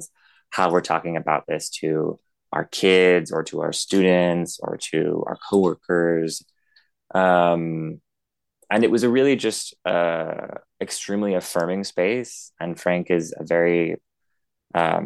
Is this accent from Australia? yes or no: no; New Zealand; moved away as an adult; also born or lived in United States / France; now in Paris, France; I was born in the United States. I grew up a good amount of my adolescence in my teenage years in New Zealand, Aotearoa, but then lived in the United States for another 10 years and then have been in France for 4 years.